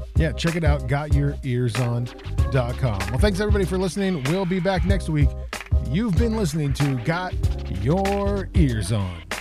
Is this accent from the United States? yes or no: yes; Fairmont, West Virginia, United States; Country Club Bakery and that's uh, my hometown.